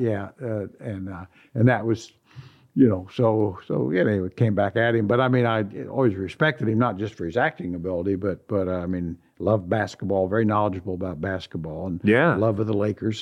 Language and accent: English; Indiana, United States; now in Sacramento, United States; growing up in Indiana